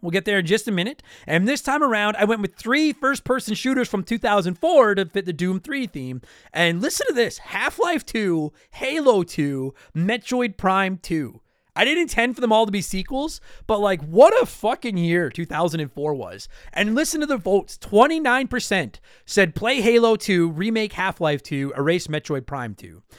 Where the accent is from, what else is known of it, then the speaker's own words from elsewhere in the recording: Canada; I'm Canadian. I live here right now. It's fucking snowing outside. I live in Canada.